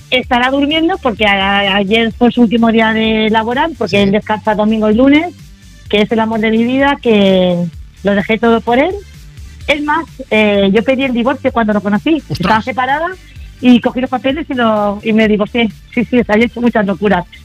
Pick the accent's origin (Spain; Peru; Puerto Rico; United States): Spain; Málaga, Andalusia; El, vínculo, el vínculo es que somos los dos malagueños.